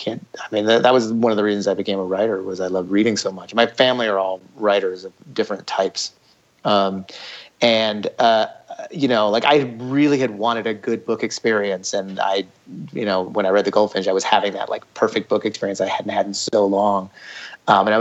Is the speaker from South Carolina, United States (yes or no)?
no; Ithaca, New York, United States; I grew up in Ithaca, New York